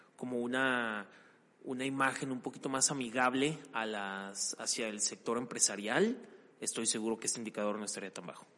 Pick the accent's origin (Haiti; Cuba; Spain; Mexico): Mexico; nosotros como mexicanos